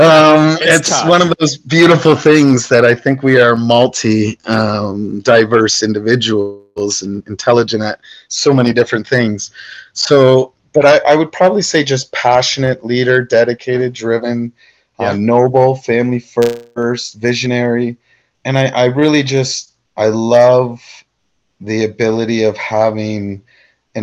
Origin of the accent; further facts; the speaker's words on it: Canada; I'm a big Canadian